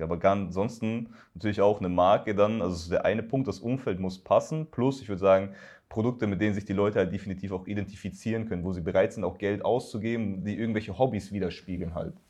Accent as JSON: {"language": "German", "area": "Upper Palatinate", "region": "Bavaria", "country": "Germany", "tie": "born or raised there", "moved": "yes", "lives_now": "Berlin, Germany", "said": "Also auch aus Bayern, ich komme in meiner Heimatstadt, äh, in der Oberpfalz"}